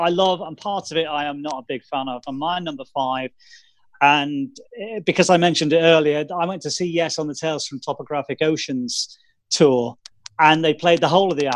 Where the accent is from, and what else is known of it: United Kingdom